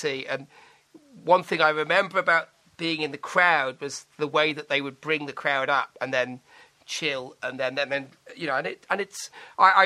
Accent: Manchester, North West England, United Kingdom; moved away; I'm going back to Manchester because technically I am a Mancunian

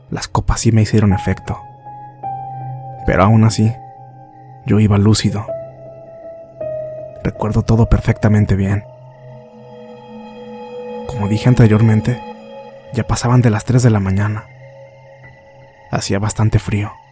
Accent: Sica Sica, La Paz, Bolivia; Yo soy de Sica Sica, un pueblo que se encuentra ubicado a 100 kilómetros al sur de La Paz.

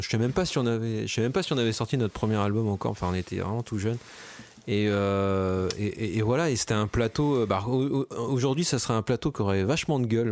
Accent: La Rochelle, Nouvelle-Aquitaine, France; moved away; moi je venais de La Rochelle à l'époque.

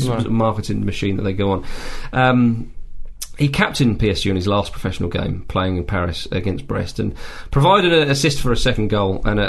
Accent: England, United Kingdom; we're English and he's English as well

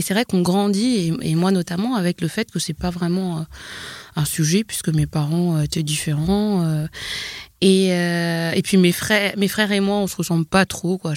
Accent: Normandy, France; born there; par exemple, je suis née en Normandie, mais je comprends bien que, que par peut-être ma couleur de peau, ça correspond pas à ce qu'on a envie d'entendre.

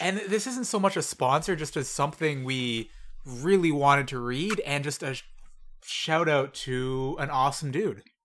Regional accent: Canada; As a Canadian

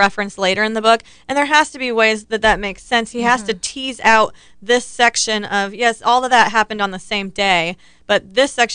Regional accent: Ohio, United States; the house I grew up in Ohio

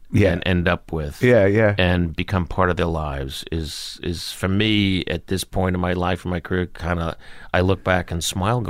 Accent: Long Beach, New York, United States; he came into an Italian restaurant in my hometown. {S0} Which was? {S1} Long Beach, Long Island.

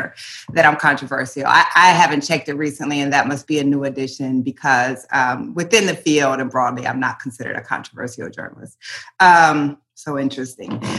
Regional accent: Iowa, United States; moved away as an adult; also born or lived in Portland; growing up in Iowa

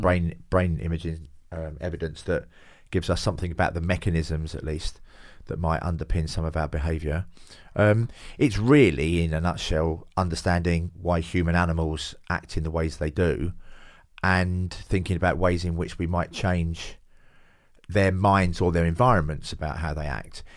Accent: London, United Kingdom; now in Hove, United Kingdom; I do come from Hackney, yeah. I come from the East End, uh, born there in the s, in May sixty-eight.

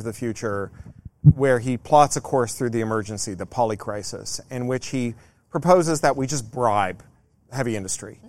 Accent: Canada; I come from Canada

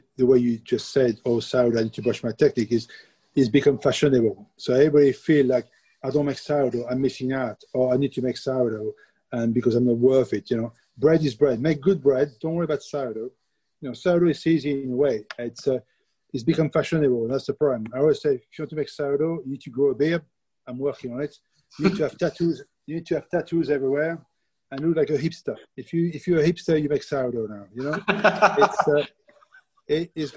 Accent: France; accent: French; English is a second language; moved away as an adult; now in United Kingdom; with my French accent.

